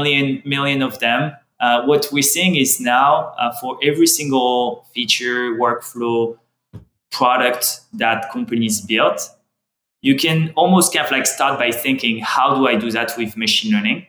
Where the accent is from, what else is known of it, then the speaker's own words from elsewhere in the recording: France; accent: French; English is a second language; I'm French, as you can hear from my accent.